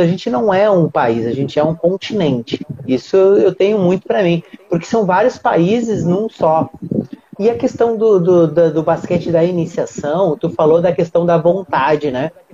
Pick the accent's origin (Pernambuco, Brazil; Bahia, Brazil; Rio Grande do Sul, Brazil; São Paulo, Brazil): Rio Grande do Sul, Brazil; now in Rio de Janeiro, Brazil; Moro no Rio de Janeiro hoje, mas sou gaúcho e a minha cidade é fronteira, a, minha, a cidade onde eu nasci, né, e vivi muitos anos, é fronteira com a Argentina